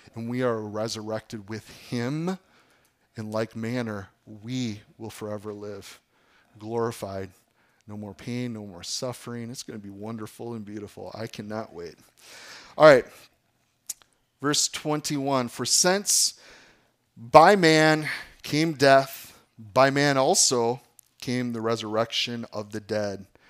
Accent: Appleton, Wisconsin, United States; I grew up in Appleton.

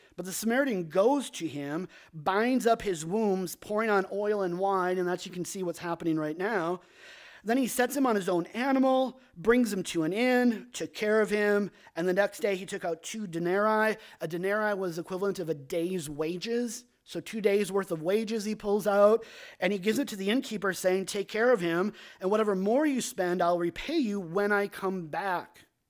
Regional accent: Sheboygan, Wisconsin, United States; also born or lived in Minnesota; Paul and I grew up in Sheboygan, Wisconsin, or the Sheboygan area

